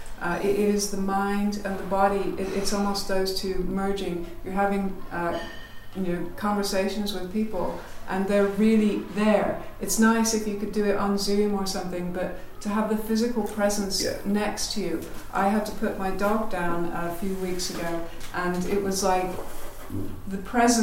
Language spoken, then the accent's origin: English; Amersham, South East England, United Kingdom; also born or lived in California; It was Amersham in Buckinghamshire.